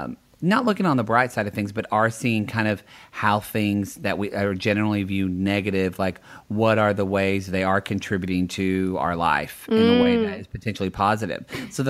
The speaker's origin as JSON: {"language": "English", "region": "the South", "country": "United States", "said": "I'm from the South, so yeah. I can say that. But no, because not all Southern people are dumb."}